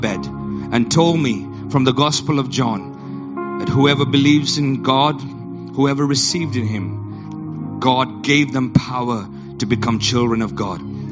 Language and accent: English; Yola, Adamawa, Nigeria; I was born in Nigeria, in Yola, Nigeria.